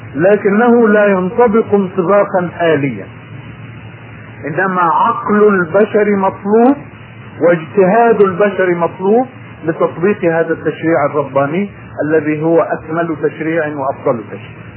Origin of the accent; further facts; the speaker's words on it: Egypt; في بلدنا